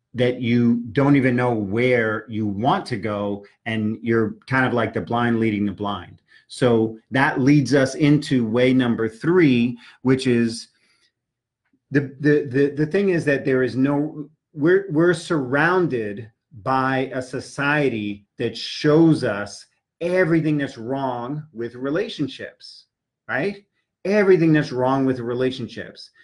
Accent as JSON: {"language": "English", "town": "New York City", "region": "New York", "country": "United States", "tie": "born or raised there", "said": "I grew up in New York City taking the subways."}